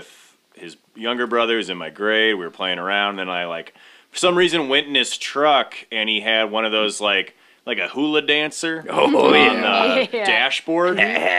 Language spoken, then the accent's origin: English; Bettendorf, Iowa, United States; Button down Iowa.